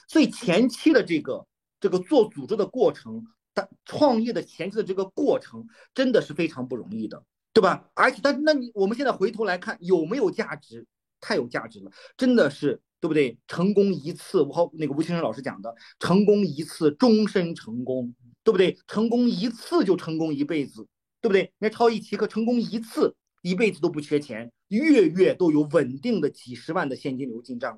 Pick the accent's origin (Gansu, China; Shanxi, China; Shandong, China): Shandong, China; 过年山东，我们山东人不是要组亲戚吗